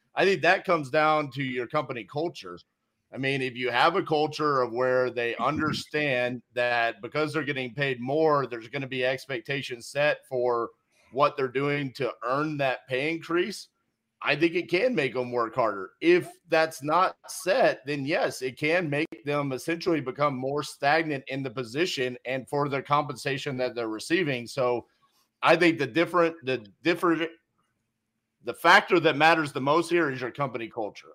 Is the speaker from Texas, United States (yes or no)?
yes; Fort Worth, Texas, United States; a country club in my hometown, East Fort Worth